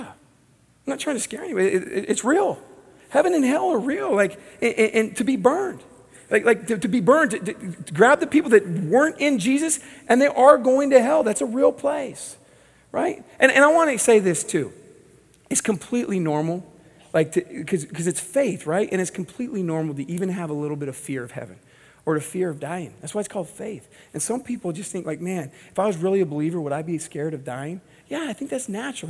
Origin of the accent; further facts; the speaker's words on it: Southern California, United States; I grew up in Southern California